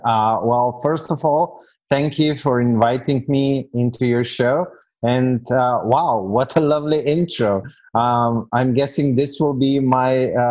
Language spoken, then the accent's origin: English; Slovenia; now in Serbia; Today, I'm living in Serbia. So for the past year and a few months, I'm living in Serbia, which is, well, if your audience is a tad bit older, they might remember a country that used to be called Yugoslavia